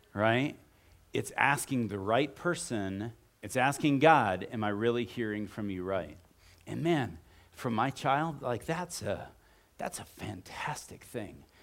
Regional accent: Midwest, United States; moved away; I grew up in the Midwest, and so we're gonna move into Cleveland, Ohio

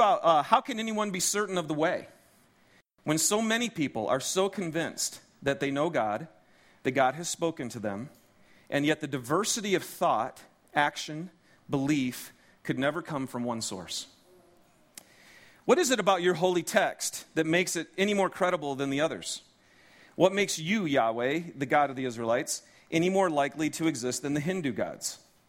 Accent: Detroit, Michigan, United States; I'm from Detroit originally, and we have some video footage of some of the religious leaders in the Detroit community that we had done with my church back there

